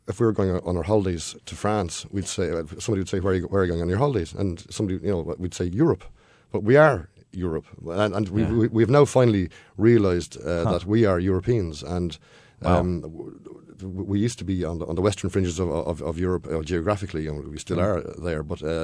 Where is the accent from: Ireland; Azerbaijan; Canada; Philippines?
Ireland; Dun Laoghaire, Leinster; I grew up in Dunleary, which would be a kind of a more liberal suburb of Dublin